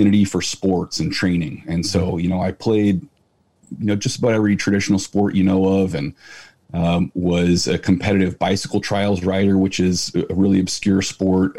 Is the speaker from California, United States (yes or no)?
yes; San Francisco Bay Area, South Bay, California, United States; also born or lived in Chico; I'm from the San Francisco Bay Area, South Bay. I mean, known everywhere else as Silicon Valley, dead center.